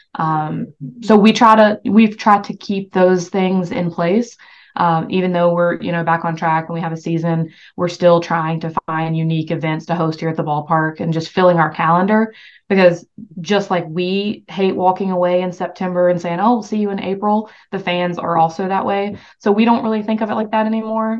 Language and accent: English; the South, United States; I'm from the South